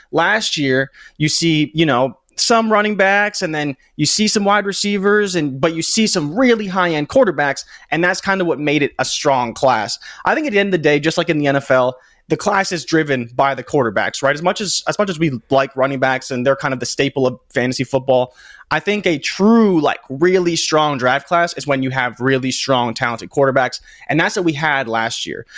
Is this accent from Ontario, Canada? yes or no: yes; Toronto, Ontario, Canada; I am from Toronto